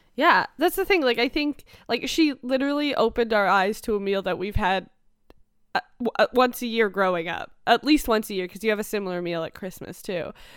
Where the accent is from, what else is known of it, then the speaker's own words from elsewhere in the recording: Canada; growing up in Canada